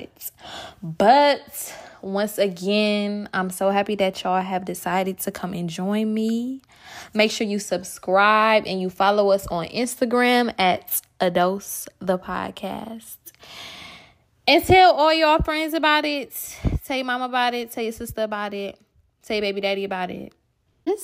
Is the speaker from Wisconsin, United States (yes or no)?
yes; Milwaukee, Wisconsin, United States; now in Atlanta, United States; I live in Atlanta, Georgia, and I am from Milwaukee, Wisconsin.